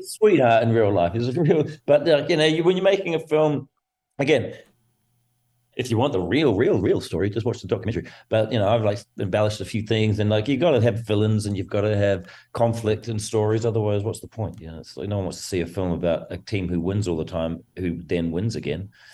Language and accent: English; New Zealand; I come from New Zealand, so very, it's a rugby mad nation